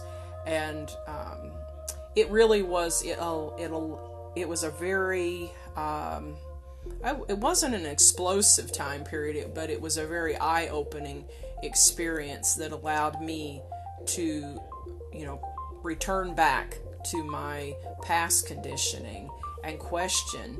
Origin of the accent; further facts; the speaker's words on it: United States; as an American, you know, living or traveling abroad